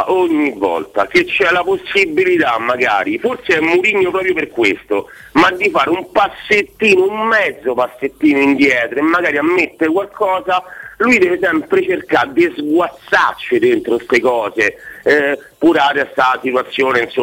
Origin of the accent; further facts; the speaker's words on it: Rome, Lazio, Italy; now in Urbino, Italy; Romano, romano Decine città Don Bosco